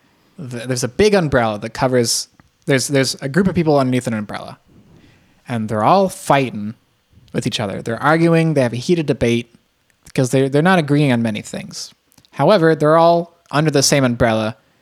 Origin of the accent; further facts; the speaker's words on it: United States; I'm American.